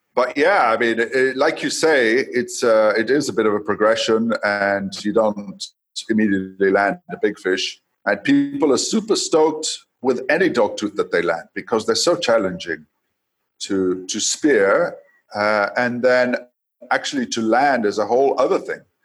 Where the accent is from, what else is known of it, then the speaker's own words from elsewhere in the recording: Coast, Kenya; now in Tanzania; I was born in Kenya. Um, I now live in Tanzania, but I was born in Kenya, and my youth. Uh, I was in Kenya, uh, growing up along the coast